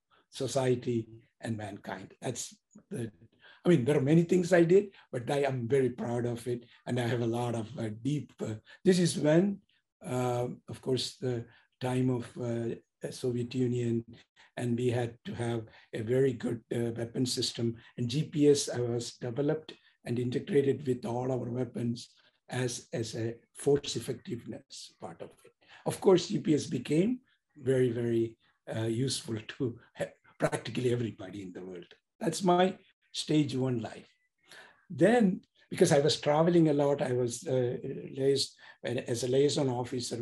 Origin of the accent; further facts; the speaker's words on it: India; moved away as an adult; now in Pasadena, United States; I'm an immigrant from India. I came to the United States